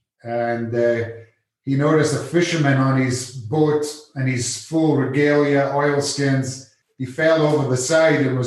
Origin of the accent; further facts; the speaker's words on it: Scotland, United Kingdom; moved away as an adult; now in California, United States; growing up in Scotland, you know, as a young teenager